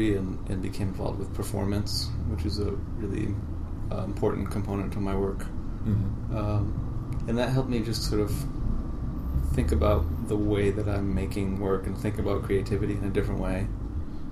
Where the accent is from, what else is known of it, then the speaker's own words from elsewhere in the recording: Providence, Rhode Island, United States; So I'm originally from Providence. I grew up in a family, oldest of five children